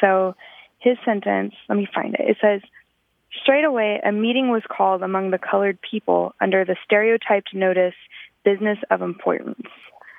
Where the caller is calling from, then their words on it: Indianapolis, Indiana, United States; I'm calling from Indianapolis, Indiana.